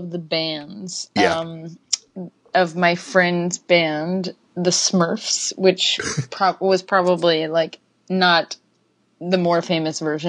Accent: Cleveland, Ohio, United States; moved away as an adult; I grew up in Ohio, in Cleveland

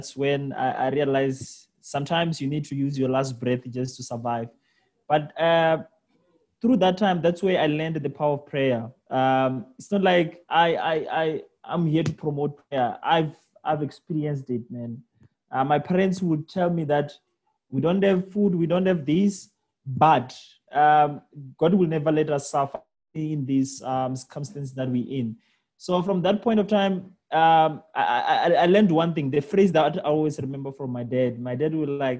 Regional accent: Limpopo, South Africa; I was actually raised in villages. That's where I come from. So I was born in Limpopo in a village called Hamakita. That's where I went to school. So I only left the village when I was going to university.

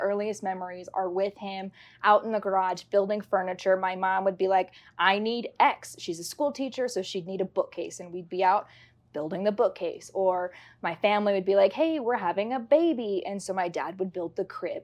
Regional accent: Castle Rock, Colorado, United States; I am born and raised in Castle Rock, so this has always been home

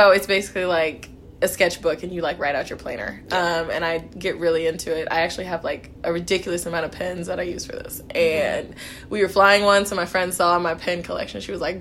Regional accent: Kansas City, Missouri, United States; I'm from Kansas City, Missouri. I was born in Kansas City, Kansas

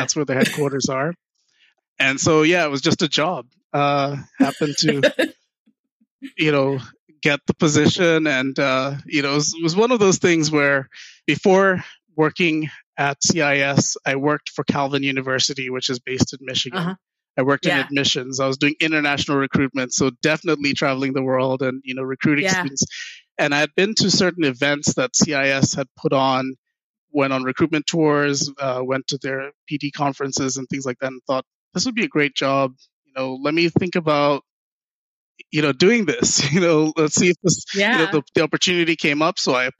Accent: Ghana; also born or lived in New Jersey; Left when I was 4 years old, so I don't even remember the U.S. experience at all.

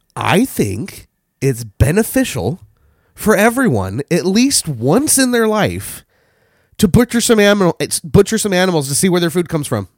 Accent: eastern Washington, United States; also born or lived in Seattle area; I grew up in eastern Washington

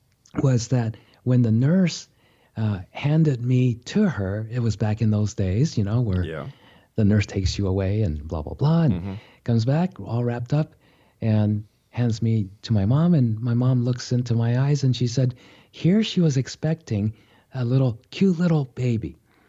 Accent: Japan; born there; I was born in Japan. My mother is Japanese. My father's was a Japanese-American. So he was born in California

